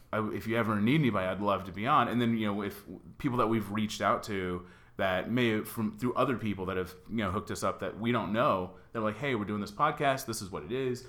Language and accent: English; Dallas, Texas, United States; now in Los Angeles, United States; I'm from Dallas